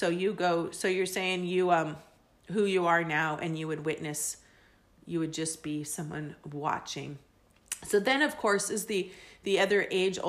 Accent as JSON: {"language": "English", "region": "England", "country": "United Kingdom", "tie": "born there", "said": "I have two birth certificates because I was born in England and, my dad was in the military."}